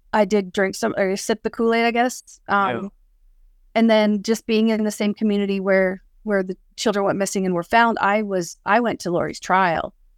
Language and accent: English; West Valley City, Utah, United States; I grew up in Salt Lake, at uh, West Valley City.